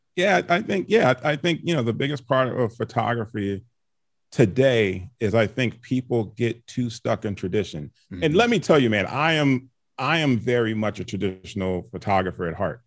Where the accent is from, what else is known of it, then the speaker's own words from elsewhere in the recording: Chicago, Illinois, United States; also born or lived in Canada; I was born in Canada, um, grew up in Chicago